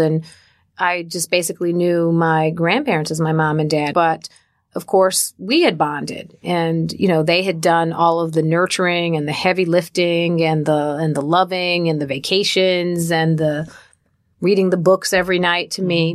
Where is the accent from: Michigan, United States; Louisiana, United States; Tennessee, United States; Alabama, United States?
Michigan, United States; Detroit; I grew up in Detroit, Michigan